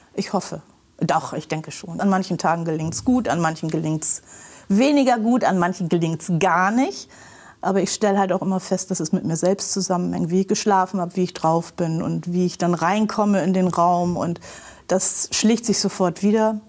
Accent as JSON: {"language": "German", "region": "Bremen", "country": "Germany", "tie": "born or raised there", "said": "ich bin in Bremen geboren und eigentlich hier sehr verwurzelt und wollte nie woanders hin"}